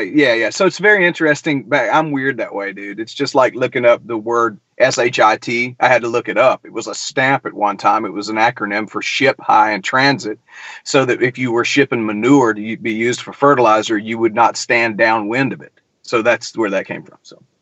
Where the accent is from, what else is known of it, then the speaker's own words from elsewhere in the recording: Milledgeville, Georgia, United States; now in Nashville, United States; I grew up in Middle Georgia, man. I, I grew up in the crazy town of Milledgeville